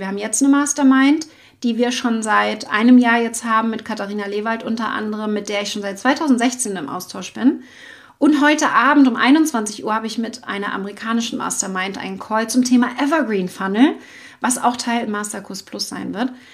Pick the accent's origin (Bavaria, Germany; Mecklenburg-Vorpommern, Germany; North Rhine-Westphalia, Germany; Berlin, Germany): Mecklenburg-Vorpommern, Germany; Schwerin; ich bin ja aus Mecklenburg-Vorpommern in Schwerin